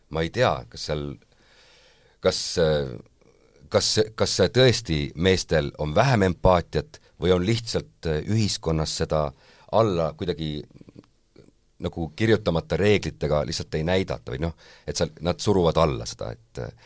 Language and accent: Estonian; Saare County, Estonia; ma olen Saaremaalt pärit